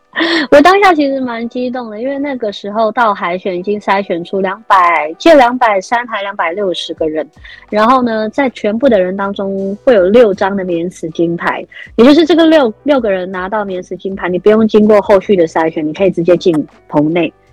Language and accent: Chinese; Hsinchu County, Taiwan; 我是来自新竹县坚持乡，我是原住民，我是泰雅族